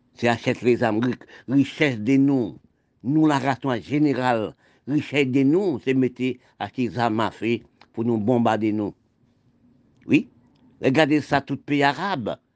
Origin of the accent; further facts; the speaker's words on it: Haiti; je suis né en Haïti